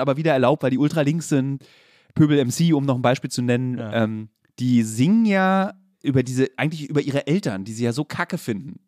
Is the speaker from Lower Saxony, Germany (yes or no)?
no; Berlin, Germany; also born or lived in Friedrichshain, Berlin; ich bin in Lichtenberg groß geworden